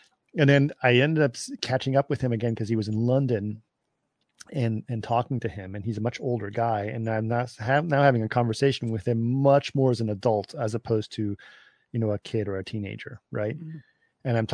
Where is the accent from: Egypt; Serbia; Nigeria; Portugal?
Egypt; Cairo, Cairo Governorate; when I was growing up in Cairo